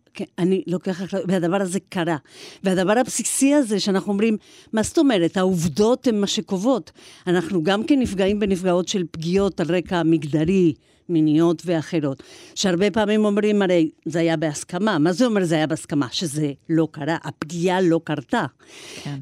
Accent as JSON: {"language": "Hebrew", "country": "Argentina", "tie": "born or raised there", "moved": "yes", "lives_now": "Israel", "said": "אני ילידת ארגנטינה"}